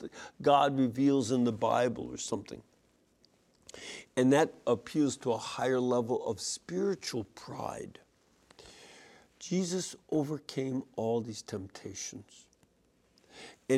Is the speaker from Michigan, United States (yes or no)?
no; Chicago, Illinois, United States; I grew up in Chicago